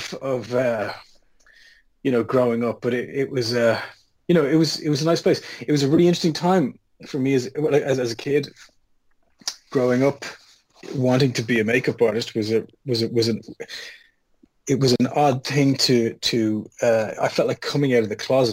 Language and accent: English; Dublin, Leinster, Ireland; Yes, I am. Yeah, yeah. I'm as Irish as potatoes.